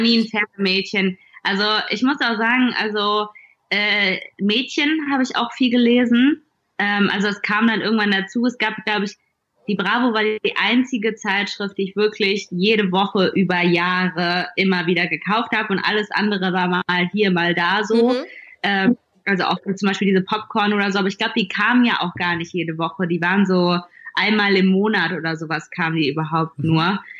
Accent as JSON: {"language": "German", "town": "Duisburg", "region": "North Rhine-Westphalia", "country": "Germany", "tie": "born or raised there", "moved": "as an adult", "lives_now": "Berlin, Germany", "said": "Ich bin nicht in Berlin groß geworden, ich komme aus Duisburg"}